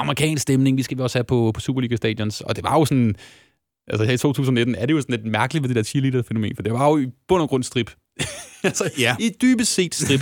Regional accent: Lyngby, Capital Region of Denmark, Denmark; jeg er født og opvokset i Lyngby

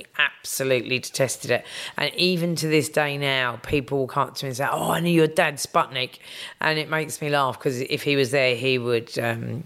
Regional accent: London, United Kingdom; accent: English; growing up in Kilburn, we all had English accents

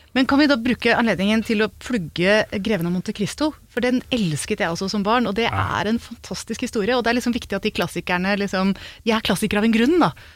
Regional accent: Hokksund, Buskerud, Norway; gikk liksom rundt langs åkeren hjemme i Hokksund

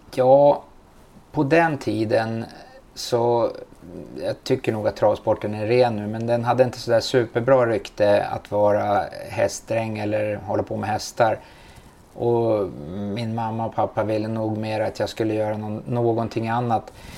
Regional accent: Stockholm, Stockholm County, Sweden; jag är uppfödd i Bromsten

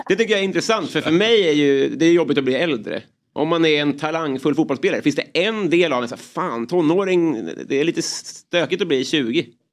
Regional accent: Kallhäll, Stockholm County, Sweden; Jag är också från Kallhäll

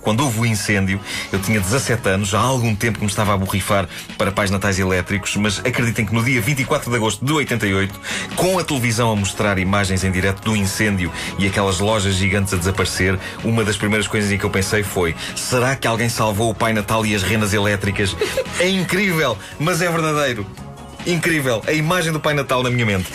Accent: Lisbon, Portugal; Benfica, onde eu cresci

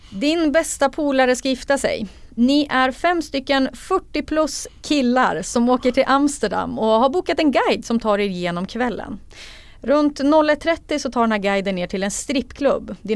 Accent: Sundsvall, Västernorrland County, Sweden; jag är från Sundsvall.

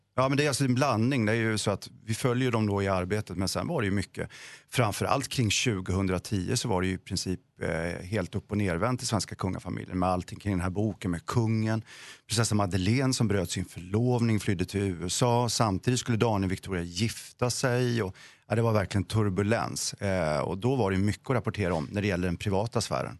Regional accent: Vetlanda, Jönköping County, Sweden; jag är själv från Vetlanda

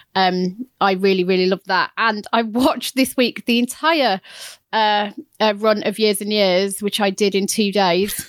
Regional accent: Chesterfield, East Midlands, United Kingdom; my hometown

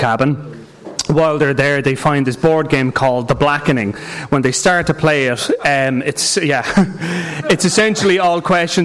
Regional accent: Ireland; I'm saying this as an Irish person

